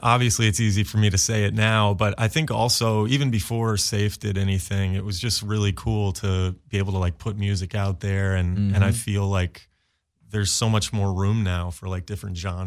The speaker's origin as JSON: {"language": "English", "region": "Maine", "country": "United States", "also_born_or_lived": "New York", "moved": "as an adult", "lives_now": "Los Angeles, United States", "said": "I'm from Maine originally"}